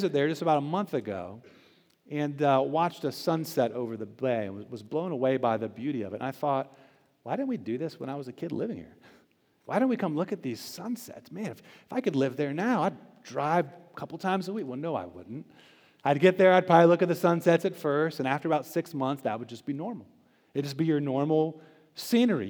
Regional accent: Tampa, Florida, United States; now in Charlotte, United States; I spent a good part of my childhood growing up in Florida. It's a beautiful place. I was right there around Tampa Bay

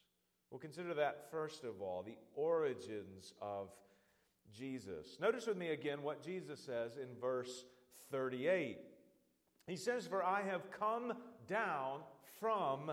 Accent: Birmingham, Alabama, United States; I was born in Birmingham, Alabama. I grew up in Birmingham.

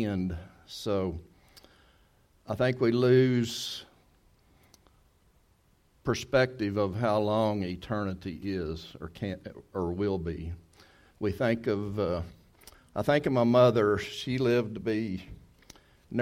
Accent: Texas, United States; moved away; if we're from Texas

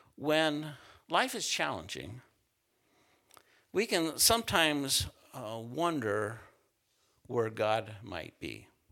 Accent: central Utah, United States; moved away; I grew up in Utah, s, uh, central Utah

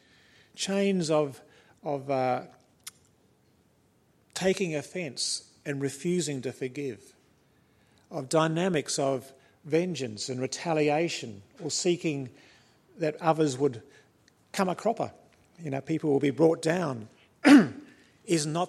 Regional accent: New Zealand; moved away; I'm a Kiwi by birth, and it is in the blood.

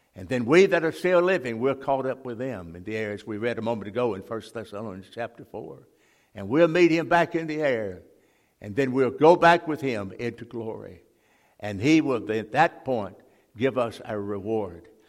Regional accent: Jackson, Mississippi, United States; we moved from that part of town, we moved to West Jackson

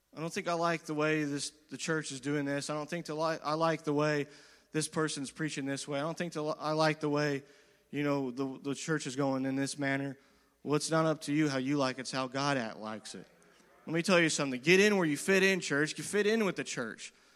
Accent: United States; as the American people

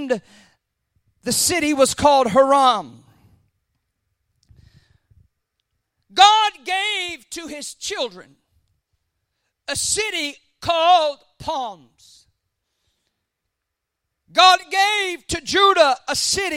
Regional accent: South Florida, United States; I grew up in South Florida

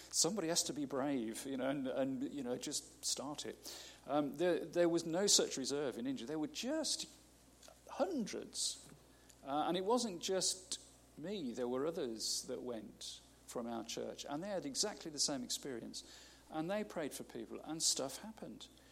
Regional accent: United Kingdom; we're so British

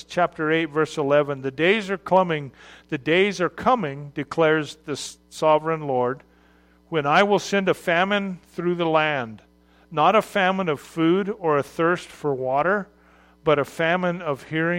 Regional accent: Arizona, United States; I'm from Arizona, which is not a place where a large population of sailors live.

